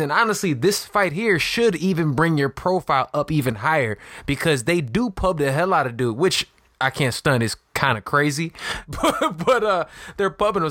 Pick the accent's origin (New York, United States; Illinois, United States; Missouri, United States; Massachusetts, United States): Illinois, United States; Chicago; I'm from Chicago. I'm from Illinois, so I know like the Midwest